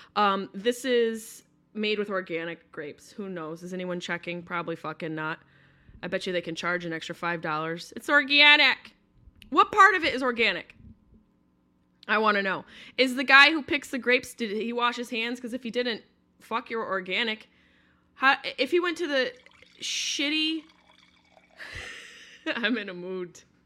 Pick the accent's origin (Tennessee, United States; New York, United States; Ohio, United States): New York, United States; moved away; I'm from New York, but not New York City.